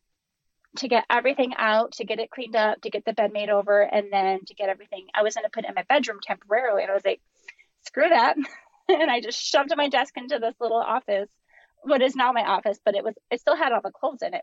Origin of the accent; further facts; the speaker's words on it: Minnesota, United States; I'm from Minnesota